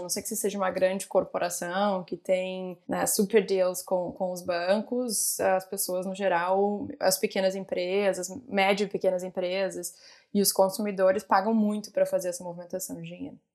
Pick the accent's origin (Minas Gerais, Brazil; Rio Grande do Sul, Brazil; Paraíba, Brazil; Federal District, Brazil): Rio Grande do Sul, Brazil; Porto Alegre; moved away as an adult; also born or lived in Rio de Janeiro / São Paulo; eu sou gaúcha, né? Então saí de Porto Alegre, fui para o Rio